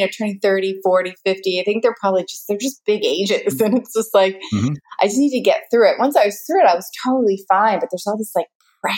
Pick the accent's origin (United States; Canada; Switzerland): United States; But that's where I realize I'm very American because I'm like, oh, I love being tanner, the darker, the better. When I was younger, I always loved being half Indian.